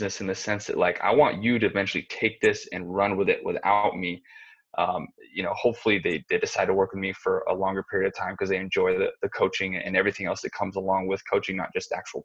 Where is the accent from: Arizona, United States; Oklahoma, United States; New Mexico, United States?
Arizona, United States; I'm from Arizona. I grew up in Arizona